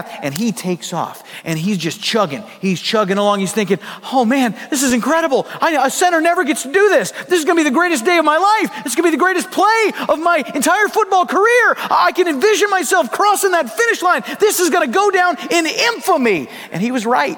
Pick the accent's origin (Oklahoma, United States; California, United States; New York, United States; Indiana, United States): Oklahoma, United States; I was born in Oklahoma. I am an American by birth